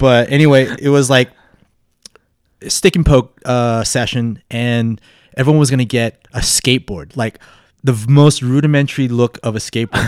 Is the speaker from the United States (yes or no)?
yes; Las Vegas, Nevada, United States; growing up in Vegas, there was, like, a lot of skinheads